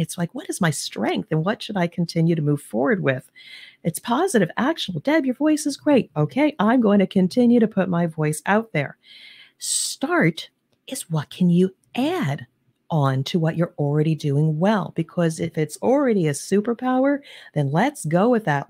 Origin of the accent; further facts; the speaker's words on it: New Jersey/New York area, East Coast, United States; now in Cincinnati, United States; I'm originally from the East Coast, the New Jersey, New York area.